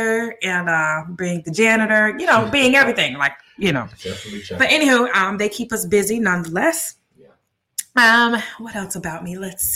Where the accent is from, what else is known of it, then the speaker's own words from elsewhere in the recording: West Palm Beach, Florida, United States; moved away as an adult; now in Orlando, United States; Born and raised from West Palm Beach, Florida.